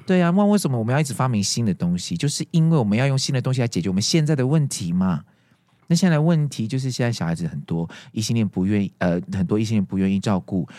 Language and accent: Chinese; Taiwan; 我们我们台湾人可能还在原地踏步